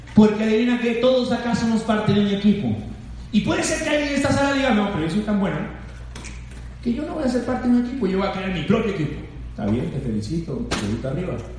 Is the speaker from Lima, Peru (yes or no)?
yes; Lima, Peru; yo nací en Huaycán, conozco la pobreza.